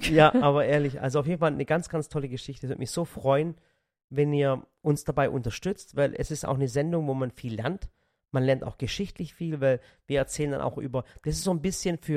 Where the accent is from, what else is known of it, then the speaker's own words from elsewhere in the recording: Dotternhausen, Baden-Württemberg, Germany; Stimmt. Stimmt. Ich bin aus Dotternhausen.